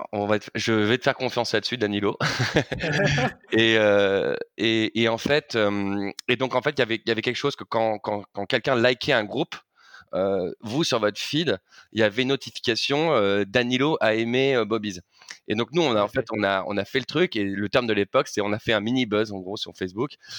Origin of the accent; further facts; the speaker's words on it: Paris, Île-de-France, France; je suis parisien depuis ma tendre enfance